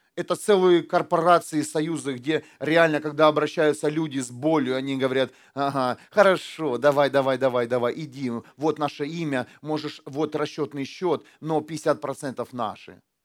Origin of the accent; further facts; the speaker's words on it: Ukraine; now in Germany; я когда э, только приехал из Украины, у нас, у нас вот так, да, в Украине